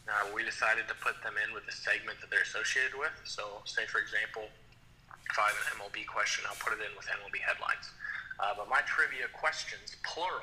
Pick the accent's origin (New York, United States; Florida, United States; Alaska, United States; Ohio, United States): Ohio, United States; growing up in Ohio